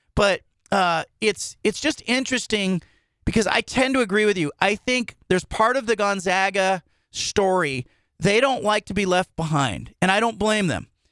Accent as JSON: {"language": "English", "area": "Bay Area", "region": "California", "country": "United States", "tie": "born or raised there", "moved": "yes", "said": "we grew up in the Bay Area"}